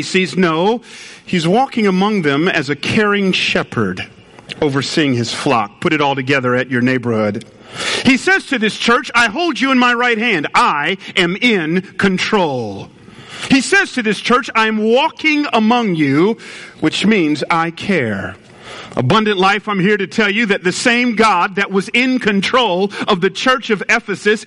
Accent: Atlanta, Georgia, United States; moved away; I was raised in Atlanta

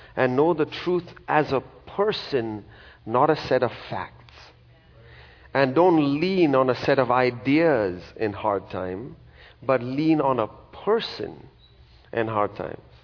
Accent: India; now in United States; I'm from a country in India

